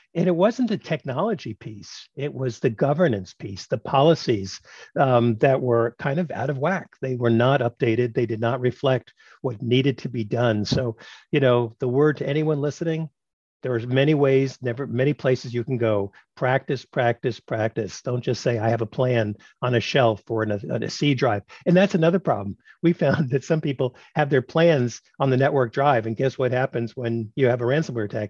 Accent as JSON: {"language": "English", "town": "New York City", "region": "New York", "country": "United States", "tie": "born or raised there", "said": "I grew up in Brooklyn, New York"}